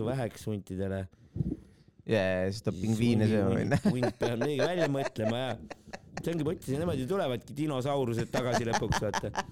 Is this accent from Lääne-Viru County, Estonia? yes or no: no; Tallinn, Harju County, Estonia; ma väiksena elasin Lasnamäel